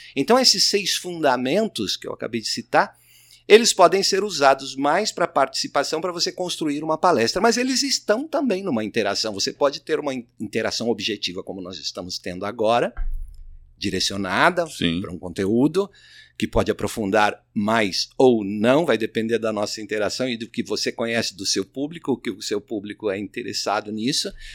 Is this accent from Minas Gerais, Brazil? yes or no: yes; Minas Gerais, Brazil; now in São Paulo, Brazil; eu sou de Minas Gerais